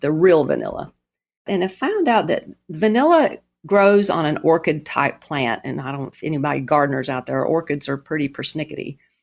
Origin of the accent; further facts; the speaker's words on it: the South, United States; I grew up in the South.